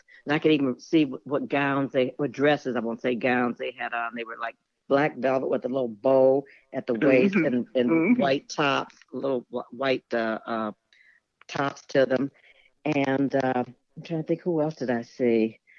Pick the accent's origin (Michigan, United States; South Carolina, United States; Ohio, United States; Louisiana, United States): Michigan, United States; Detroit; born and raised in Detroit.